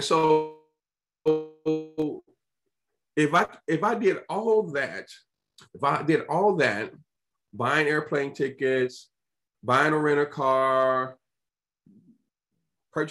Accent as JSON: {"language": "English", "town": "Chicago", "region": "Illinois", "country": "United States", "said": "I'm from Chicago"}